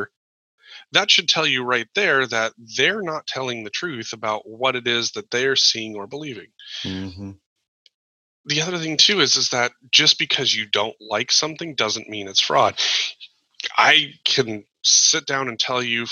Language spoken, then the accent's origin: English; Montana, United States; moved away; also born or lived in Seattle, Washington; I grew up in Montana. My family's got 11 square miles of land.